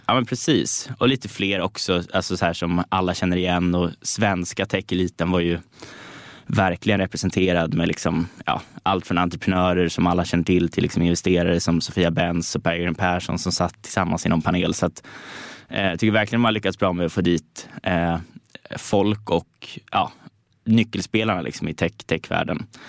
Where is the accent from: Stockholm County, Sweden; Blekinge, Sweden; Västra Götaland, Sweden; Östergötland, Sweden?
Stockholm County, Sweden; Stockholm; där jag är uppvuxen på Södermalm